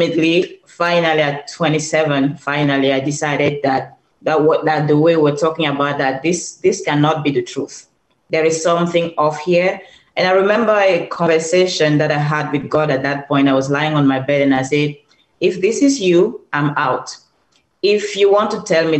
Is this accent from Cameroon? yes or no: yes; Cameroon; moved away; So I'm originally from Cameroon